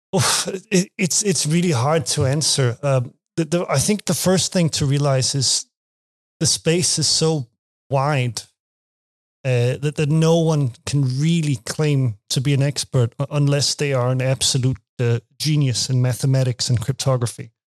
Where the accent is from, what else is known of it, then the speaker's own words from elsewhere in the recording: Denmark; English is a second language; I'm from Denmark.